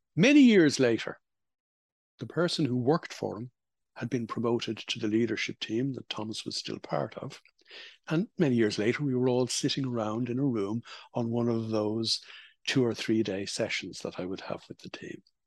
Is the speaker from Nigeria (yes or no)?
no; Ireland; when I was growing up in Holy Catholic Ireland